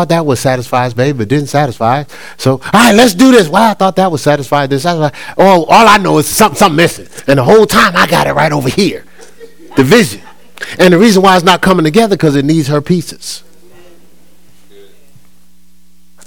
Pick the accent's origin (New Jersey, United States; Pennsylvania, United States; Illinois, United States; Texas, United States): New Jersey, United States; my hometown in New Jersey